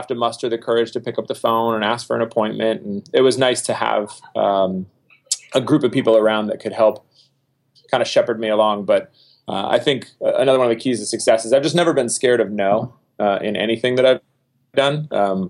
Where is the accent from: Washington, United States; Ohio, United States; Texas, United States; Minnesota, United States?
Minnesota, United States; Minnetonka; I'm originally from Minnetonka, Minnesota, a west suburb of Minneapolis